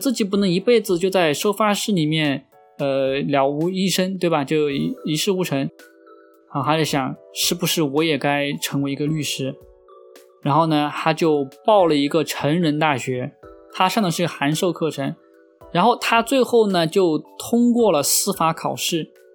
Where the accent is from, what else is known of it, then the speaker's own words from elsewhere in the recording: China; 也相当于我们中国，就是一个什么专科毕业